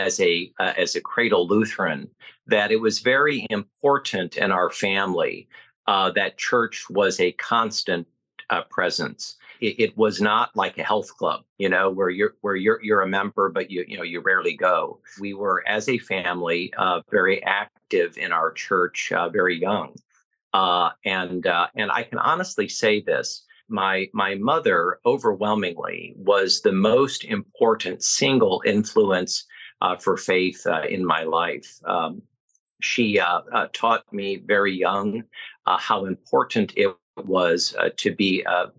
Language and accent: English; Fort Wayne, Indiana, United States; moved away as an adult; now in Washington, D.C., United States; I was born and raised in Fort Wayne, Indiana, which I always refer to as the center of the universe